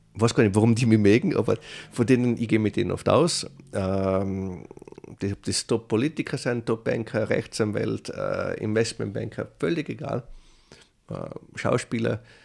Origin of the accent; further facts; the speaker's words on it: Tyrol, Austria; moved away as an adult; now in New York, United States; Ich bin immer ein Tiroler